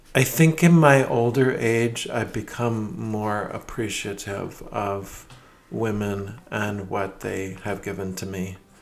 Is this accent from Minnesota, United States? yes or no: yes; Minneapolis, Minnesota, United States; moved away as an adult; also born or lived in Madrid, Spain / Queens, New York; now in Rhode Island, United States; my whole childhood was in Minneapolis